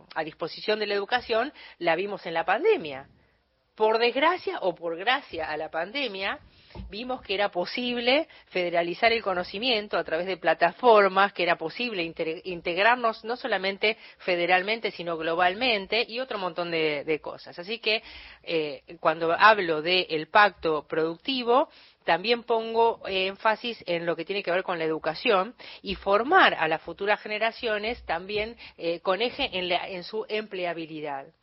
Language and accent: Spanish; Buenos Aires Province, Argentina; now in Buenos Aires, Argentina; yo soy bonaerense